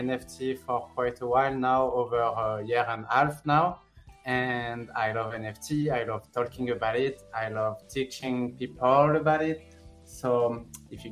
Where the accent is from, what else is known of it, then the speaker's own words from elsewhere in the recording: Sanary-sur-Mer, Provence-Alpes-Côte d'Azur, France; English is a second language; moved away as an adult; now in United States; I'm from France. I was born and raised in France, in south of France, nearby Marseille, a small city called Sanary-sur-Mer.